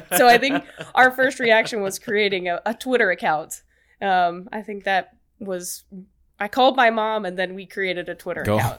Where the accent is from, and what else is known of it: Birmingham, Alabama, United States